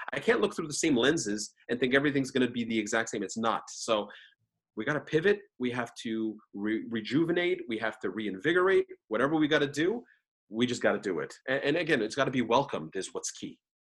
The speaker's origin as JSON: {"language": "English", "country": "Canada", "said": "I'm a Canadian coming there"}